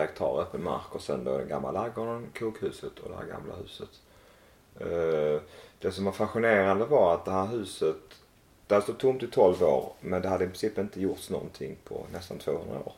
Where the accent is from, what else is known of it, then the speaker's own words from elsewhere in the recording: Malmö, Skåne, Sweden; moved away as an adult; also born or lived in Växjö; now in Emmaboda, Sweden; Jag är uppvuxen i Malmö